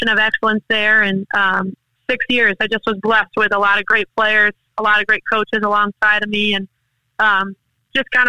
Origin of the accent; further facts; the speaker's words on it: St. Augustine, Florida, United States; it was in my hometown, Flagler College